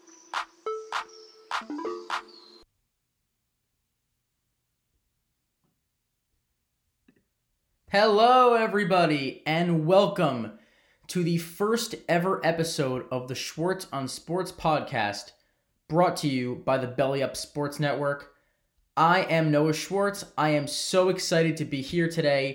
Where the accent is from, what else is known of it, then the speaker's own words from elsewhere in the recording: New York City, New York, United States; I'm a New Yorker. I was born in New York City. I live in the New York City area still to this day